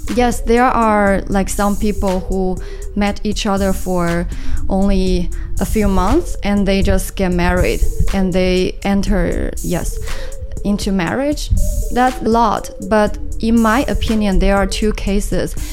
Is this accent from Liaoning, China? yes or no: no; Suzhou, Jiangsu, China; English is a second language; moved away as an adult; also born or lived in Melbourne, Australia; now in Shanghai, China; My hometown is to the south